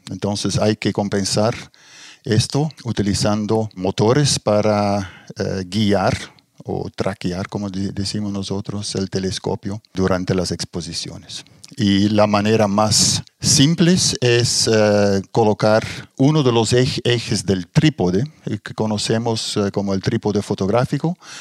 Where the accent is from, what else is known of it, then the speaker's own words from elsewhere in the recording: Belgium; moved away as an adult; also born or lived in Brazil / Germany / Middle East; now in Chile; salí de Bélgica. Bélgica en ese momento muy poca posibilidad de, trabajar para mí o para gente con mi formación y emigré a Brasil